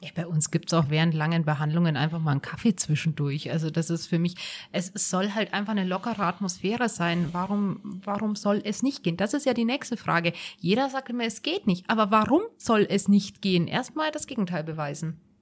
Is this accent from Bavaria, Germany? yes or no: yes; Bad Tölz, Bavaria, Germany; also born or lived in North Rhine-Westphalia; now in Garmisch-Partenkirchen, Germany; Also ich bin ja gebürtige Tölzerin